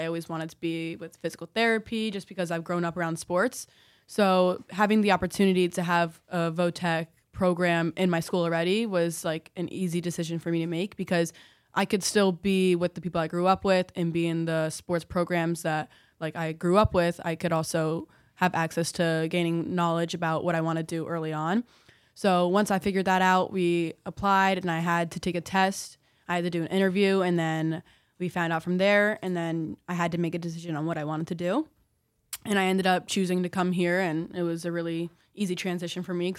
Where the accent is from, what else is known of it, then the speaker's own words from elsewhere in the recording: Roxbury, New Jersey, United States; somebody already from Roxbury in the program.